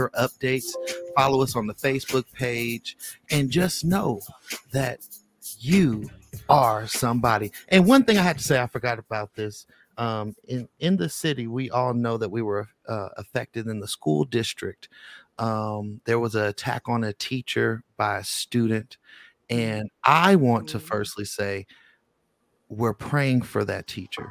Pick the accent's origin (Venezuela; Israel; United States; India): United States; Bay Area, California; now in Las Vegas, United States; I always talk about my soil. You know, I love Las Vegas, but I was born in the Bay Area